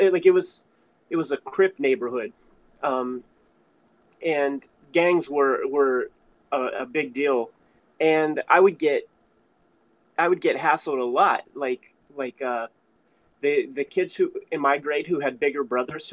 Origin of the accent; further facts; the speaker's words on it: Pittsburgh, Pennsylvania, United States; I'm from Pittsburgh. I've always been here.